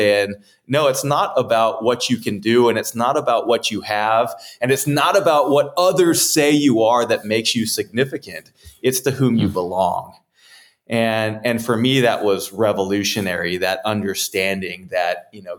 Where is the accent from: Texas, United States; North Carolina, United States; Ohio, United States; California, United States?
California, United States; being a young man growing up in California